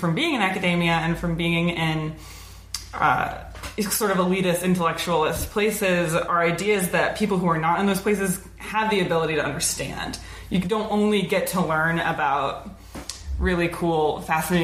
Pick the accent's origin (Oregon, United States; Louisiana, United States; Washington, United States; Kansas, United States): Oregon, United States; grew up in Oregon.